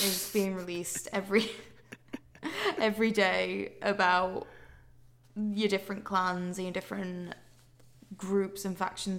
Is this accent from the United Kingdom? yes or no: yes; Yorkshire and the Humber, United Kingdom; accent: Yorkshire; Oh, no, I can't. I've lost my Yorkshire accent.